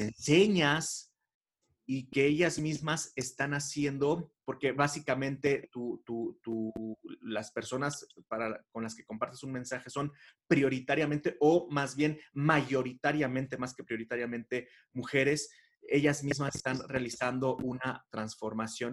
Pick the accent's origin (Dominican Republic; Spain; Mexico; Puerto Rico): Mexico; siendo mexicano